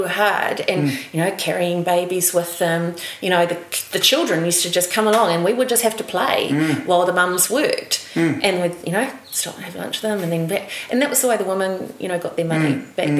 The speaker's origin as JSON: {"language": "English", "town": "Waipukurau", "region": "Hawke's Bay", "country": "New Zealand", "tie": "born or raised there", "also_born_or_lived": "Hastings", "said": "I was born in Waipukurau and in Waipukurau Hospital, which sadly is all... been demolished now. It was a beautiful building. And I went to school at Takapau Primary"}